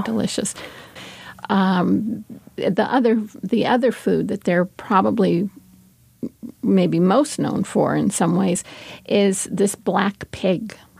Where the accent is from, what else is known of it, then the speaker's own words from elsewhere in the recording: California, United States; when I was a little kid, I'm from California, and we had huge abalone beds